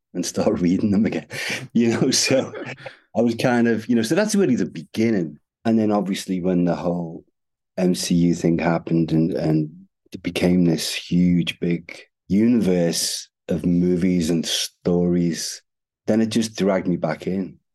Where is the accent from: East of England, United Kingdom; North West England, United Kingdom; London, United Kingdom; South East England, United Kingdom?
North West England, United Kingdom; Liverpool; I'm from Liverpool